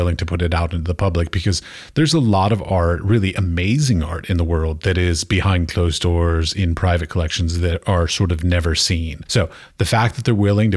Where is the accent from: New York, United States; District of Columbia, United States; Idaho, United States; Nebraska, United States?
District of Columbia, United States; Washington; moved away as an adult; also born or lived in Europe; I grew up in Washington, D.C., so my mother was a tour guide at the Smithsonian